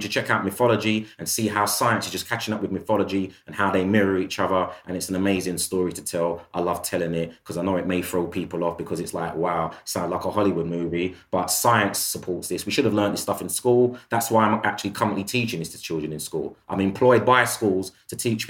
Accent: United Kingdom; being somebody of African heritage by way of the Caribbean who was born and bred in the United Kingdom

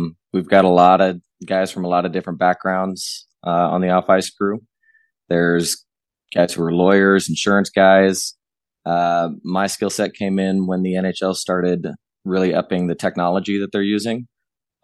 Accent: Southern California, United States; a Southern California kid in the 80s

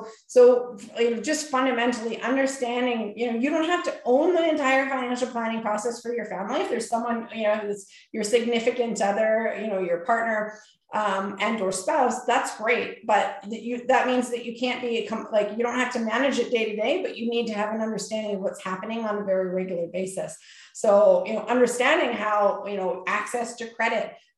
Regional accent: Canada; we're Canadian

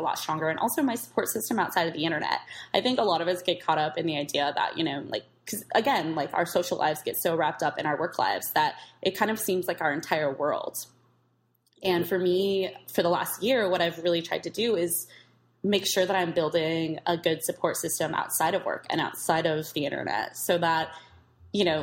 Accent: East Bay, California, United States; I grew up in the East Bay

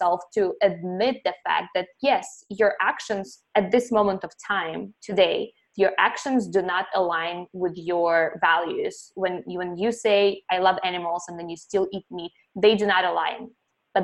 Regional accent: Ukraine; moved away; I saw cows and chickens and goats when I was growing up in Ukraine

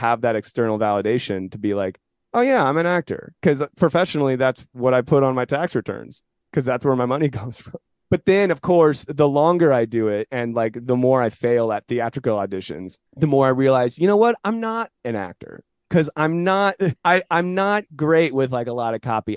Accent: San Jose, California, United States; Born and raised in San Jose.

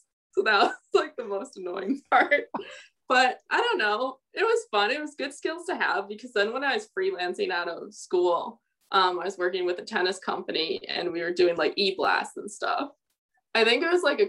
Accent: Connecticut, United States; also born or lived in Miami, United States; now in Las Vegas, United States; growing up in Connecticut

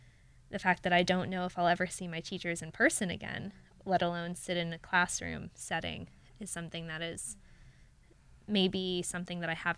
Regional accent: Fairfield County, Connecticut, United States; born or raised there; moved away as an adult; now in Los Angeles, United States

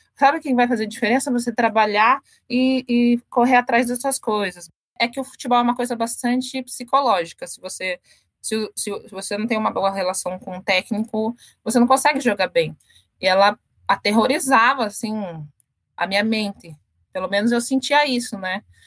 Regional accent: Curitiba, Paraná, Brazil; moved away as an adult; now in São Paulo, Brazil; eu sou do Paraná, da periferia de, de Curitiba, é, cidade industrial de Curitiba. O nome do, do bairro é Vila Nossa Senhora da Luz. Eu morava lá desde que eu nasci

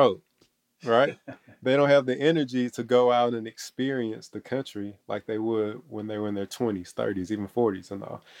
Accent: Athens, Georgia, United States; born and raised in Athens, Georgia

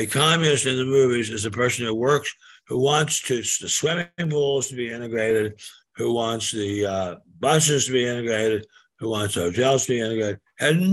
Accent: Maryland, United States; my home state of Maryland

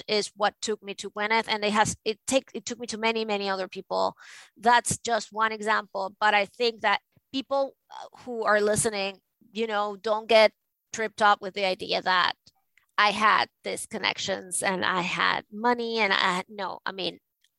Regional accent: Venezuela; now in New York, United States; I am from Venezuela

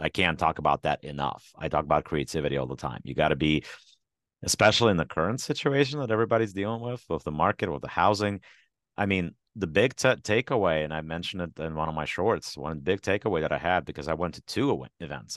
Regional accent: Ukraine; moved away; my home country, which is Ukraine.

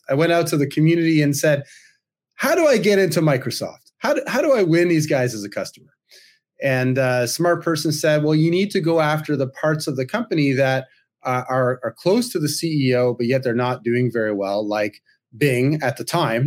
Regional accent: Toronto, Ontario, Canada; my hometown here in Toronto

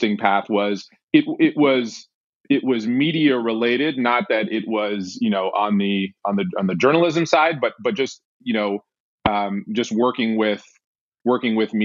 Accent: Washington, District of Columbia, United States; I was born in Washington, D.C., and I grew up in Washington, D.C.

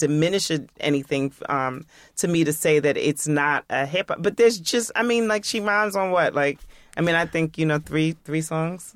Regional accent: New York, United States; as a New Yorker, as, like, a hip-hop head

